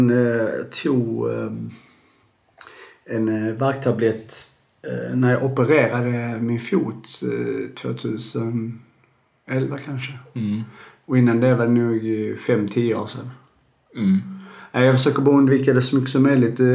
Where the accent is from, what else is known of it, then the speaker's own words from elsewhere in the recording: Kalmar, Kalmar County, Sweden; Jag kommer från eh, Kalmar och... Men jag pratar ju inte sådär.